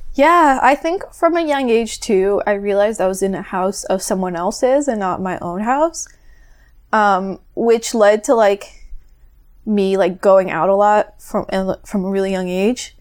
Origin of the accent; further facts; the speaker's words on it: Florida, United States; also born or lived in Northeast Brazil; I'm from Florida.